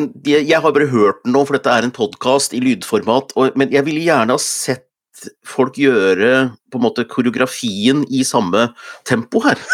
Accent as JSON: {"language": "Norwegian", "town": "Hunndalen", "region": "Innlandet", "country": "Norway", "tie": "born or raised there", "said": "hvor jeg opptrådte som tolvåring i Blomhaug skoles Melodi Grand Prix hjemme i Hunndalen"}